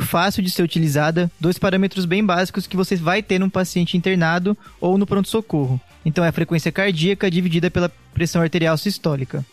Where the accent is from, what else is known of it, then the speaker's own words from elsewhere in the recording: Piracicaba, São Paulo, Brazil; now in São Paulo, Brazil; Sou nasci em Piracicaba, interior de São Paulo. Sotaque vai me entregar aqui em algum momento